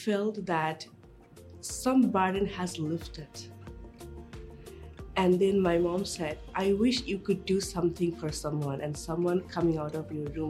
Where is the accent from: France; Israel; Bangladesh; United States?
Bangladesh; moved away; in my country where I grew up in Bangladesh